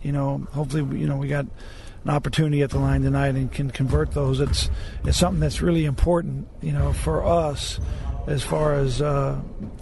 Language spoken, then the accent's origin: English; Southern California, United States; I was born and raised in Southern California